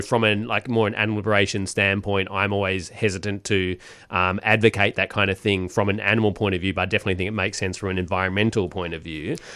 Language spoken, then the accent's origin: English; Perth, Western Australia, Australia; I'm from Perth